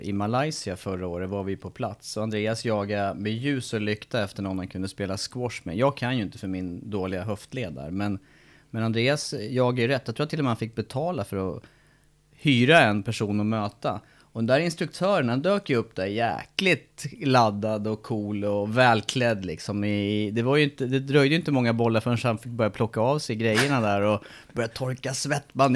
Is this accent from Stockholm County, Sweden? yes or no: no; Eskilstuna, Södermanland, Sweden; där jag kommer från Eskilstuna